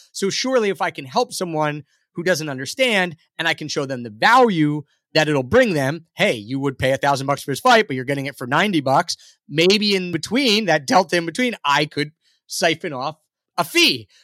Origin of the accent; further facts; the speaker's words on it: Philadelphia, Pennsylvania, United States; moved away; I grew up in that area